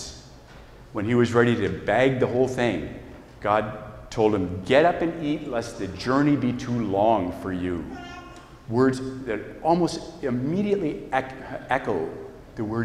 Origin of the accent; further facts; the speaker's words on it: Hillsboro, Oregon, United States; I grew up in Hillsborough, part of a Catholic family, and we went to St. Matthew's Catholic Church